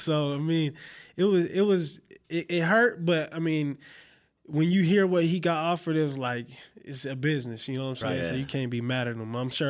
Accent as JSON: {"language": "English", "town": "Covina", "region": "California", "country": "United States", "tie": "born or raised there", "also_born_or_lived": "Pomona", "said": "I'm from Pomona, California. It's over in the L.A. area. Grew up in Covina."}